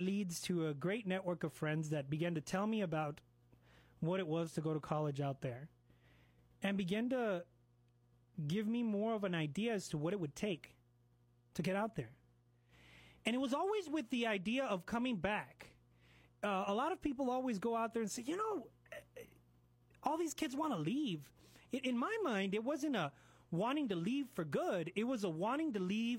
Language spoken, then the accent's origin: English; El Paso, Texas, United States; also born or lived in Washington, D.C.; comes really from this community. It comes from my parents. It comes from my school. It comes from family and friends. Really, my experiences in El Paso